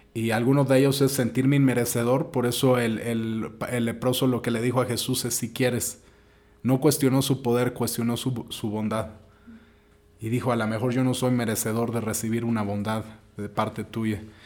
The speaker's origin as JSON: {"language": "Spanish", "country": "Mexico", "said": "donde crecimos como mexicanos la mayoría"}